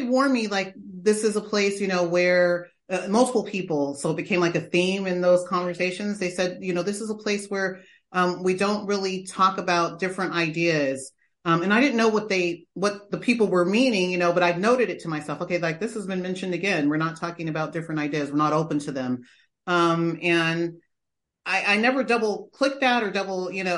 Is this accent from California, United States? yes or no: yes; Lodi, California, United States; also born or lived in Stockton, California; I was born in Stockton. I grew up in a place called Lodi, very small town.